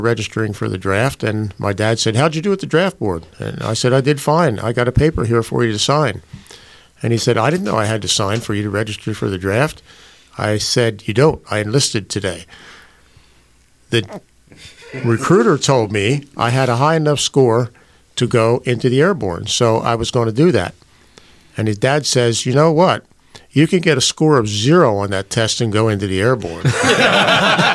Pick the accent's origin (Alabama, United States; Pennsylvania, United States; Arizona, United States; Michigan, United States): Pennsylvania, United States; West Chester; also born or lived in West Bradford Township, Pennsylvania; I was born at the Homeopathic Hospital in Westchester